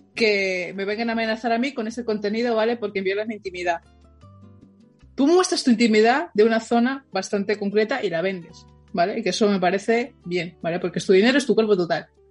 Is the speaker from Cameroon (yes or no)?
no; Madrid, Community of Madrid, Spain; Los madrileños siempre decimos aquí en Madrid cuando estamos en otro sitio